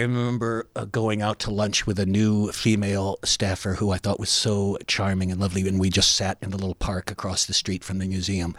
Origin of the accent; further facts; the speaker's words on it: Cleveland, Ohio, United States; moved away as an adult; also born or lived in Chapel Hill, North Carolina; I went back to my hometown of, um, Cleveland